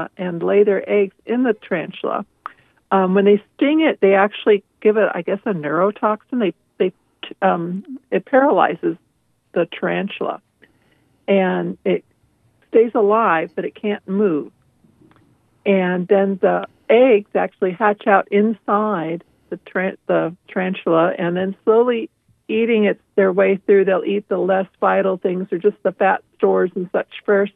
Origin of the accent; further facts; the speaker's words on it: Riverside, California, United States; also born or lived in Chino, California; I grew up in Riverside and Chino area